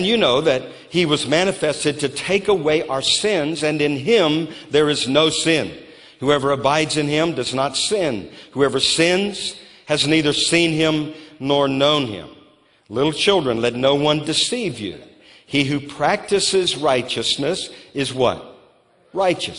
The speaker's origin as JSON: {"language": "English", "region": "Louisiana", "country": "United States", "tie": "born or raised there", "also_born_or_lived": "New Orleans", "moved": "yes", "lives_now": "Moravian Falls, United States", "said": "I grew up in Louisiana"}